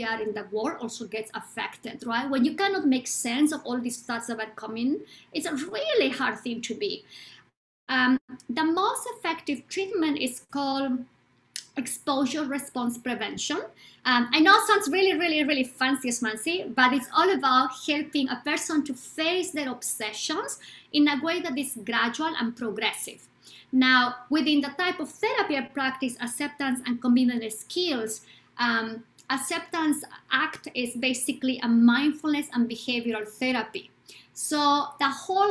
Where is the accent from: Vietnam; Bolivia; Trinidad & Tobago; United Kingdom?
Bolivia; I am from Bolivia, South America.